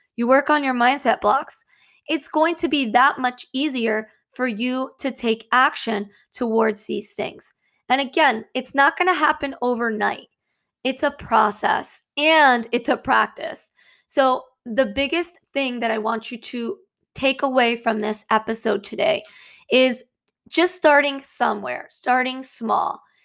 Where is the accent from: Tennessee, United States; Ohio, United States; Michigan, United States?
Michigan, United States; moved away as an adult; now in New Jersey, United States; originally, I'm actually from Michigan, and I moved to New Jersey